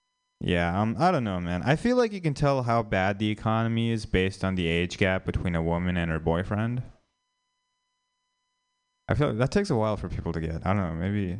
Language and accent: English; India; Maybe it's just me, but as an Indian person, Kumar from like the Harold and Kumar movies means a lot more to me than Kamala Harris.